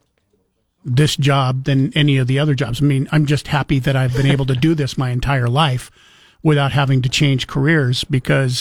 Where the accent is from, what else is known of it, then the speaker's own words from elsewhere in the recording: Moscow, Idaho, United States; also born or lived in Spokane, Washington / Yakima, Washington / Stockton, California / Boise, Idaho; I'm born and raised in Idaho